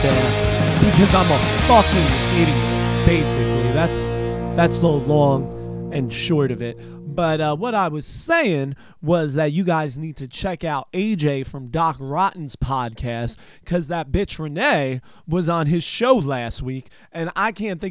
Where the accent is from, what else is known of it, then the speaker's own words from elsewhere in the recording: New Jersey, United States; my home state of New Jersey